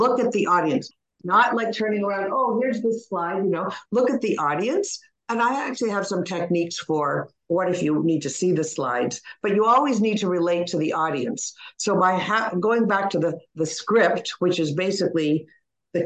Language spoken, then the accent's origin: English; Toronto, Ontario, Canada; I'm from Toronto